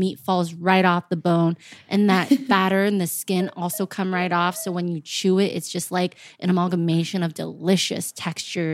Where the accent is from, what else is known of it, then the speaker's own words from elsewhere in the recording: Charlotte, North Carolina, United States; now in Los Angeles, United States; I grew up in Charlotte, North Carolina, and our local spot was Bojangles.